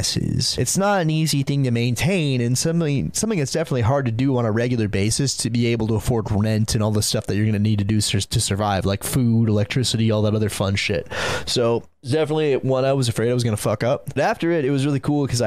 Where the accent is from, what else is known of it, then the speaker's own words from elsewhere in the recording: Santa Cruz, California, United States; growing up in Santa Cruz, California